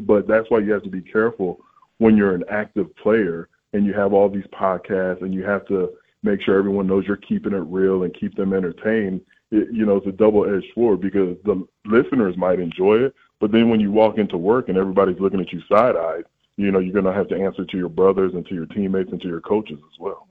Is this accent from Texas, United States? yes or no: yes; San Antonio, Texas, United States; I grew up in San Antonio